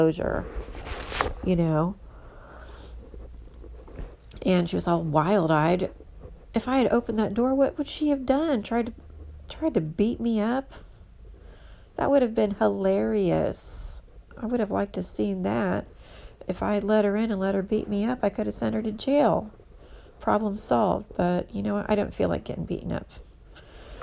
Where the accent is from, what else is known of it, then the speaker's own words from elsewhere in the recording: Houston, Texas, United States; moved away as an adult; now in San Francisco, United States; I'm from Houston, but I've been here for 15 years